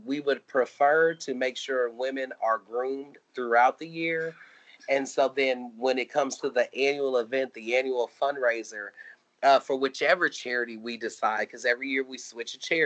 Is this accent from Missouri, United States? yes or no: yes; Kansas City, Missouri, United States; now in Texas, United States; I'm from Kansas City, Missouri. We have basements. I moved to Texas